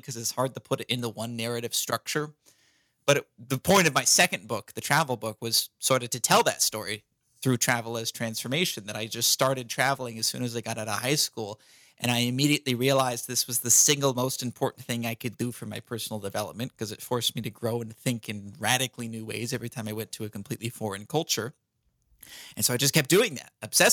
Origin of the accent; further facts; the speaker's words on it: California, United States; I'm American. I'm from California